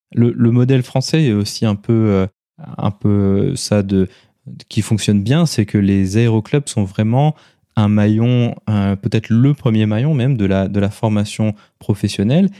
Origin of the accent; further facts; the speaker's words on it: France; chez nous en France